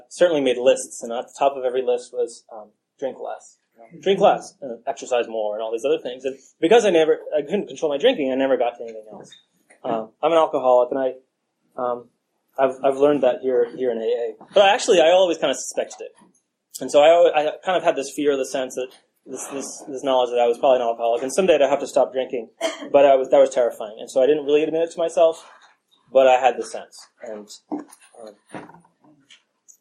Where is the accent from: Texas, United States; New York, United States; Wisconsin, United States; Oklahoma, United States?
New York, United States; New York City; I grew up in New York City